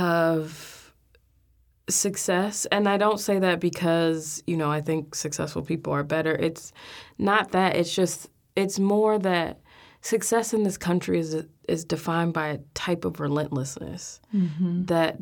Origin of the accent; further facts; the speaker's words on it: Chicago, Illinois, United States; I come from Inglewood in Chicago, and which is now mostly known for gang violence, as one of the poorest parts of the city. My family had lived there by the time I was born, had been in that house for almost 40 years.